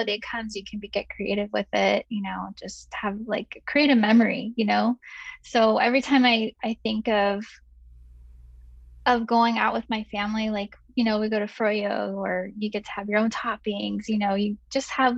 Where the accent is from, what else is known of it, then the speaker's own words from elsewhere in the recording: San Francisco, California, United States; also born or lived in Chicago; now in Arizona, United States; originally I'm from San Francisco, and then my mom managed a lot of restaurants up there in the city, and so I grew up living, you know, in the back of the house